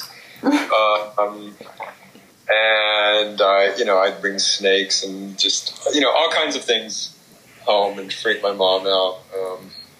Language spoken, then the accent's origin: English; Kansas, United States; moved away as an adult; now in California, United States; I grew up in Kansas.